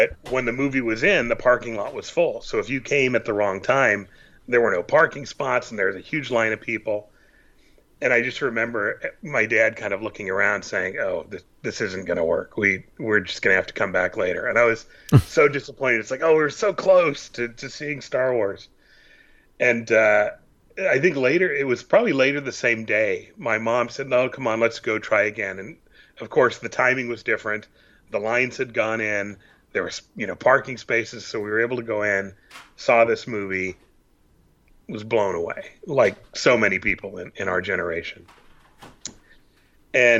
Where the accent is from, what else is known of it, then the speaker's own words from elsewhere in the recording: Santa Clara, California, United States; I grew up in Santa Clara, California.